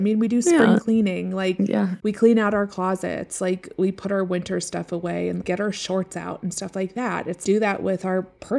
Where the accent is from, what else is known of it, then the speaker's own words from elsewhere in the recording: Seattle, Washington, United States; now in Colorado, United States; growing up in Seattle, it was like it would finally stop raining around this time, and then it was like finally sunny and the sky was blue and everything was green. And so that's what I love as well. It's a little different living in the mountains of Colorado.